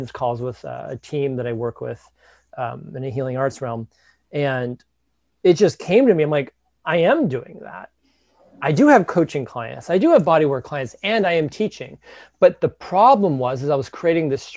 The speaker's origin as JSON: {"language": "English", "town": "Detroit", "region": "Michigan", "country": "United States", "tie": "born or raised there", "said": "growing up in the Midwest, right, in Detroit"}